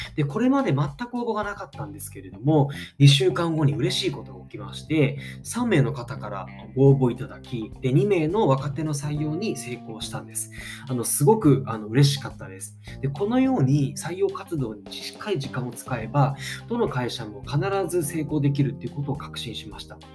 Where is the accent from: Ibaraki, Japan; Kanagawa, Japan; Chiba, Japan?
Chiba, Japan; Ichihara; 僕はこの市原市で、え生まれ育ち、現在35歳なんですが